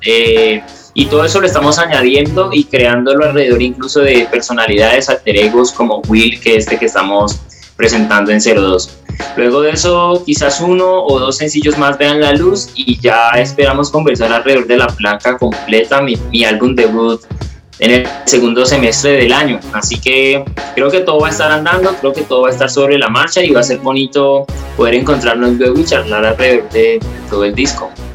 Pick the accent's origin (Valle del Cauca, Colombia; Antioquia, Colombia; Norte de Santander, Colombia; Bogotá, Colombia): Valle del Cauca, Colombia; Cali; soy un músico de la ciudad de Cali, soy un artista caleño